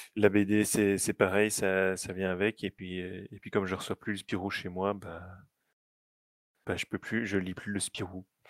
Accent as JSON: {"language": "French", "country": "Belgium", "said": "je suis belge"}